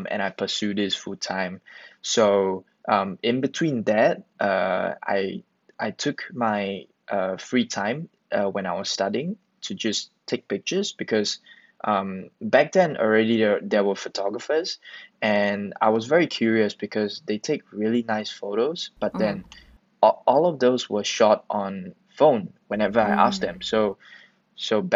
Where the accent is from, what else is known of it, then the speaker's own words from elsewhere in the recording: Singapore; also born or lived in Malaysia; I was born in Malaysia, but yeah, raised in Singapore